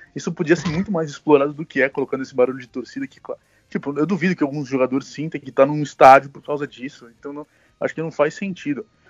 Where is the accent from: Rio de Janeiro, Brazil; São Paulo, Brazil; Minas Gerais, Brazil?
São Paulo, Brazil; Santos; eu sou de Santos